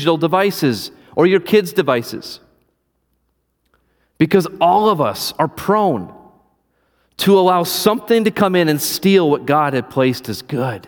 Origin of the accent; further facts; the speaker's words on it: Iowa, United States; now in Wisconsin, United States; I'm from Iowa. I'm used to driving in the snow